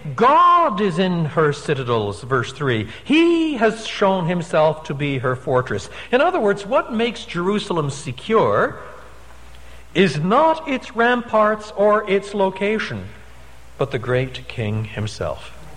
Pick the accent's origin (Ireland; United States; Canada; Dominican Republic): Canada; moved away; I'm a Canadian by birth